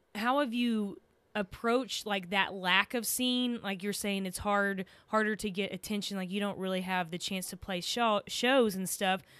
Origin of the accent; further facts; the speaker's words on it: Texas, United States; accent: Texan; I'm from Texas